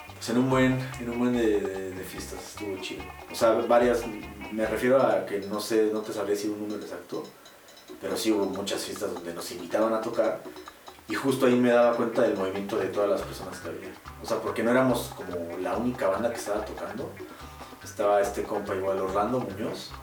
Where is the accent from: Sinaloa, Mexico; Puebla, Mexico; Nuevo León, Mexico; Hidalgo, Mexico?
Hidalgo, Mexico; Pachuca